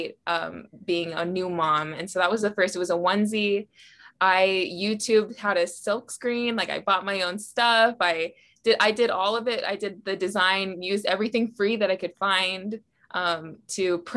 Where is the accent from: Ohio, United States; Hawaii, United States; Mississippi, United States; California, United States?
Hawaii, United States; moved away; also born or lived in Utah; We're both Hawaiian. We want to live in Hawaii. We were living in Utah at the time